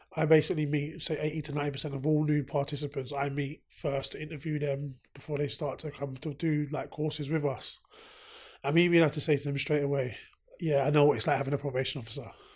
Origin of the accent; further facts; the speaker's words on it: London, United Kingdom; I grew up in South London. Grew up in the Brixton area. Lived in Brixton area my whole life